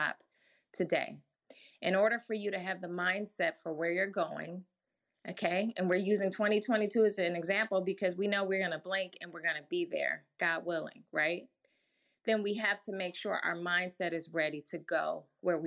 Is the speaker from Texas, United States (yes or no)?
no; Milwaukee, Wisconsin, United States; I grew up in Milwaukee, Wisconsin